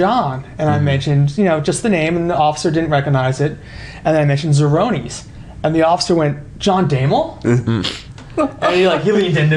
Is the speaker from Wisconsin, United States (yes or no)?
no; New Jersey, United States; moved away; I'm originally from New Jersey.